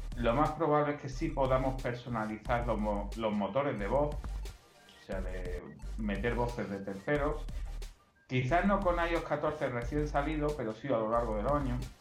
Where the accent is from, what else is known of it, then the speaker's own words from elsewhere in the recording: Spain; Aquí en España tenemos otras lenguas como el catalán, el gallego, el valenciano, el vasco.